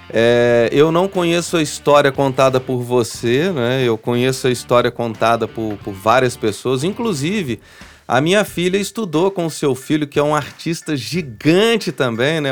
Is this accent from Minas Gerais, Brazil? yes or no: yes; São João del-Rei, Minas Gerais, Brazil; Eu sou de São João del Rei, falo de boca cheia que eu sou de lá